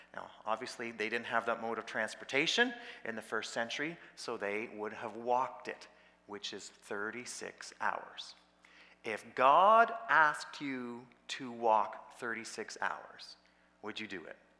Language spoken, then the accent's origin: English; Peterborough, Ontario, Canada; I, was in Peterborough, that was my hometown